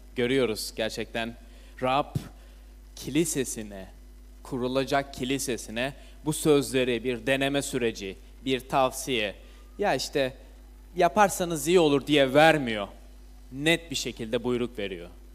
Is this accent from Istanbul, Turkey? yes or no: no; İzmir, Turkey; İzmir'de doğdum, büyüdüm.